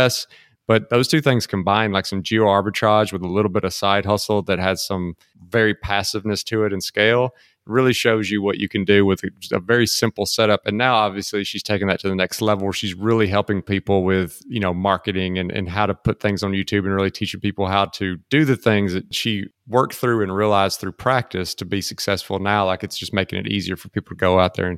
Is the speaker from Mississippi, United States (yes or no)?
yes; Mississippi, United States; now in Austin, United States; my hometown of Mississippi